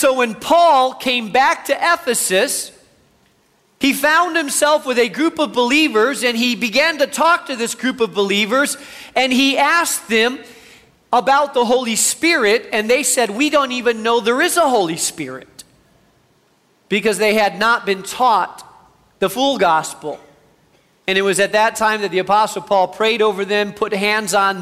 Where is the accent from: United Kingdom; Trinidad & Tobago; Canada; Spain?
Spain; now in United States; I grew up in Spain, have a real heart for the Spanish community.